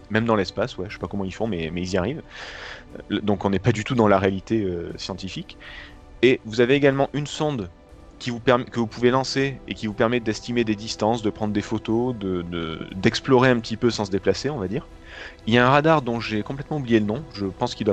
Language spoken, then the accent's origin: French; New York, United States; born there; mais comme moi je suis, je suis né à New York, tu le sais.